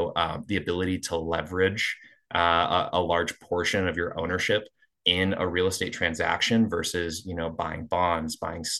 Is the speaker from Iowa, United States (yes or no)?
yes; Eastern Iowa, United States; moved away as an adult; also born or lived in Seattle, Washington; Grew up in Eastern Iowa, moved out to Seattle for about 6 years, and then moved back to the Quad Cities for a little bit.